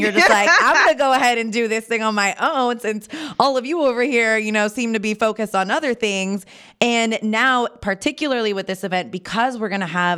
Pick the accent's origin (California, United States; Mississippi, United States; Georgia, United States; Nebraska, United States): California, United States; Napa Valley; I'm born and raised in Napa Valley